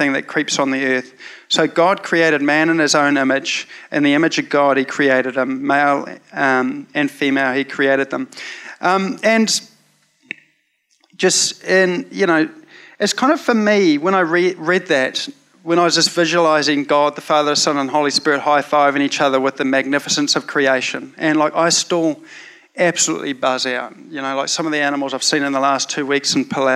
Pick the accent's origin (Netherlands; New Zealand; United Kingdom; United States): New Zealand; growing up in Te Aritu Bible Chapel in the 80s